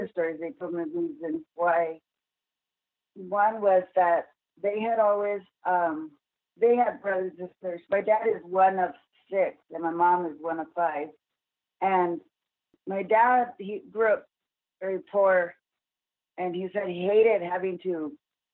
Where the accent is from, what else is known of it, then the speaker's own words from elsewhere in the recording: El Paso, Texas, United States; I grew up in El Paso